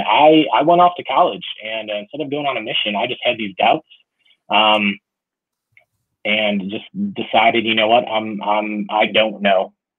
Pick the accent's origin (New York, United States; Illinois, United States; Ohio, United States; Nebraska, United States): Illinois, United States; Chicago; I grew up in Chicago